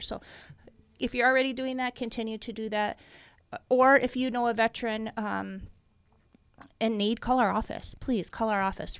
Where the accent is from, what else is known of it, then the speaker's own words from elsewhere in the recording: Iowa, United States; moved away as an adult; now in Minnesota, United States; I'm from Iowa originally, but I've been in Minnesota and a resident of Minnesota much longer than I was an Iowan